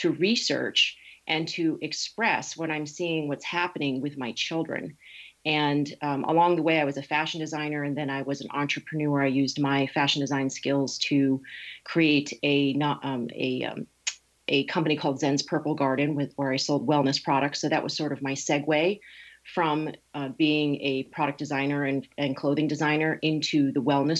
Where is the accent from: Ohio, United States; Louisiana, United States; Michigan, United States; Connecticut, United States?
Connecticut, United States; moved away as an adult; also born or lived in New York City; now in California, United States; I was raised in Connecticut. I've been out here in California for 20 years.